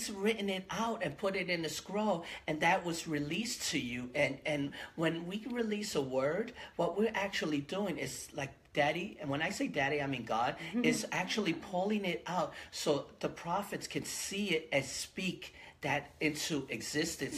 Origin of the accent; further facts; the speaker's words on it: New York City, New York, United States; moved away as an adult; now in Hawaii, United States; I'm originally from the Bronx